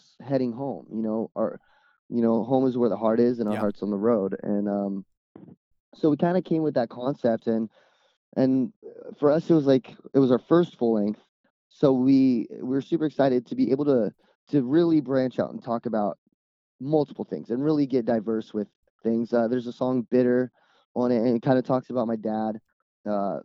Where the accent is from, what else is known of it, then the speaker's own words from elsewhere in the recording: Dominican Republic; now in California, United States; growing up in the Dominican Republic